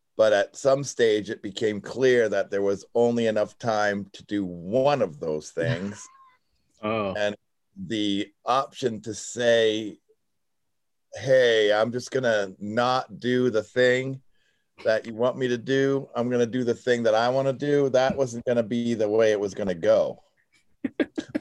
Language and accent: English; Lansdale, Pennsylvania, United States; now in Maine, United States; I was born the same number of miles away. That is Lansdale, Pennsylvania.